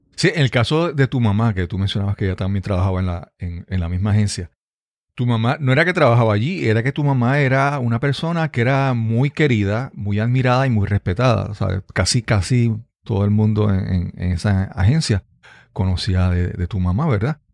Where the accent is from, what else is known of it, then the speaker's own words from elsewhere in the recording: Yabucoa, Puerto Rico; viajaba de San Juan a Yabucoa, a mi pueblo